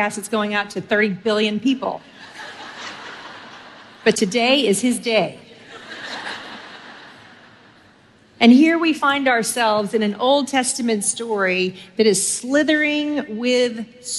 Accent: Texas, United States; I grew up in Texas. I have lived there since I was 3.5 years old

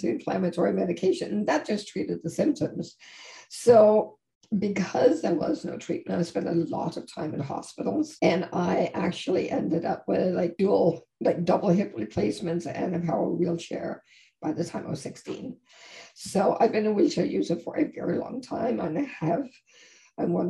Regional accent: Denmark; now in Toronto, Canada; I live in Canada, in Toronto, and that I'm originally from Denmark.

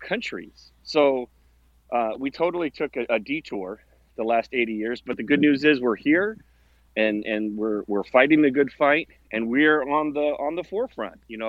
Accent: Omaha, Nebraska, United States; growing up in Omaha, Nebraska

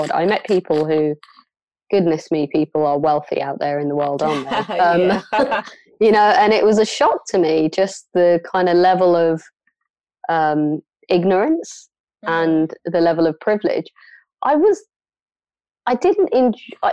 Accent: London, United Kingdom; moved away as an adult; also born or lived in Somalia; now in Bristol, United Kingdom; I grew up in London, Northwest London, on Stonebridge Estate

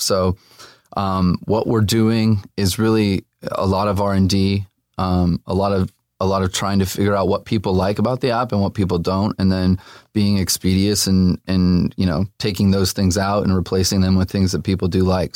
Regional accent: Los Angeles, California, United States; also born or lived in Burbank; I grew up here, um, born and raised

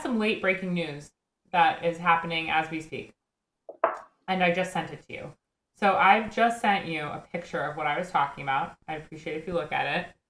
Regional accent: Northport, New York, United States; my hometown of Northport, Long Island.

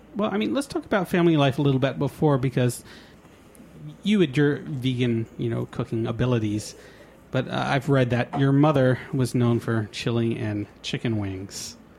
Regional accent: New York, United States; also born or lived in Boston; I'm a New Yorker

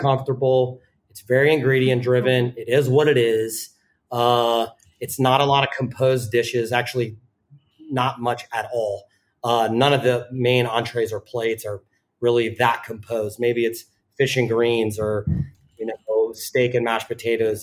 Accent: the South, United States; moved away as an adult; also born or lived in Richmond / New York; now in Amsterdam, Netherlands; I grew up in the South

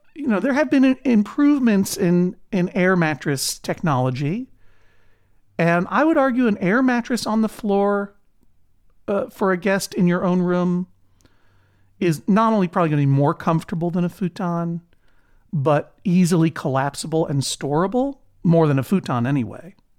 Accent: New England, United States; New England

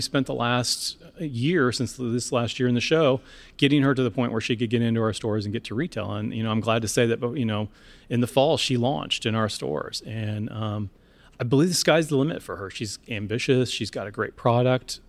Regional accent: Seattle, Washington, United States; my hometown in Seattle

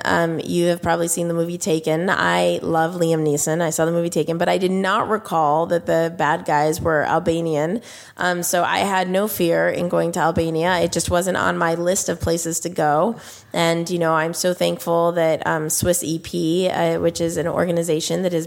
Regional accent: United States; As an American, customer

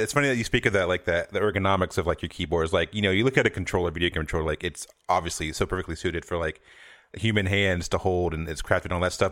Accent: the South, United States; I'm from the South

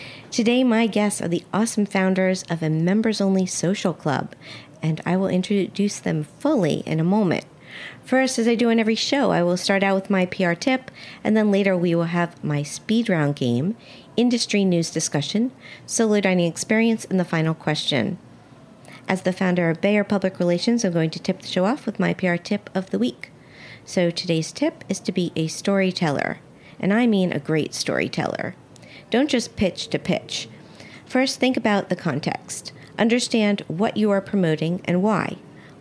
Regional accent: Miami, Florida, United States; I grew up in Miami

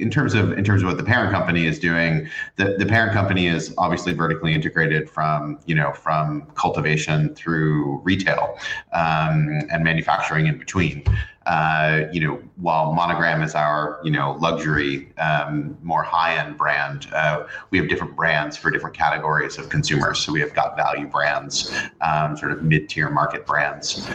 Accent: New York, United States; growing up in New York

